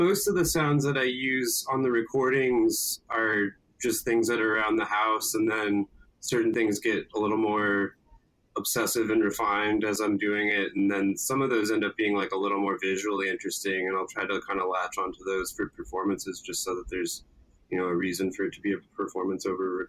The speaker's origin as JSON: {"language": "English", "region": "Wisconsin", "country": "United States", "tie": "born or raised there", "also_born_or_lived": "Cincinnati / Ann Arbor", "said": "I moved to Wisconsin when I was a like first grader. did a lot of my school there. Then around middle school, moved to Ann Arbor, then moved back to Wisconsin"}